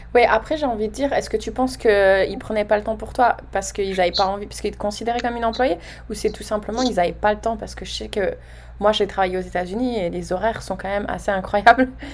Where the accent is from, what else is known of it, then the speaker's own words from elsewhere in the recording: France; nous Français, on a toujours au début, on a peur de notre accent